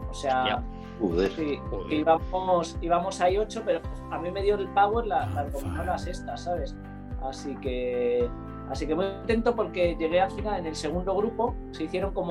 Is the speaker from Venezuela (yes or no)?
yes; Táchira, Venezuela; como saben que soy un gocho